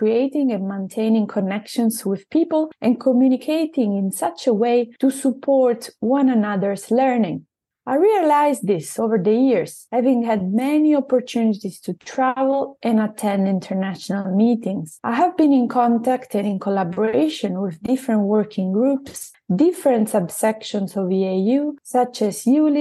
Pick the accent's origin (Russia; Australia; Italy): Italy; accent: Italian; English is a second language; moved away as an adult; now in Southampton, United Kingdom; I am originally from Italy, where I specialized in urology in 2016